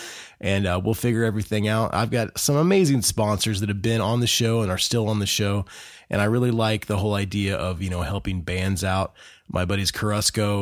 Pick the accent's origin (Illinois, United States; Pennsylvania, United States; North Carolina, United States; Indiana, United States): Indiana, United States; Growing up in Indiana, there's quite a Christian hardcore metal scene in Indiana